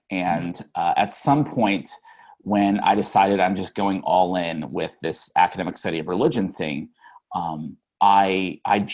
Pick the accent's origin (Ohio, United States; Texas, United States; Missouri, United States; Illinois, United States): Texas, United States; Sugar Land; moved away; I grew up in Houston, cool. But a suburb of Houston actually called Sugar Land, Texas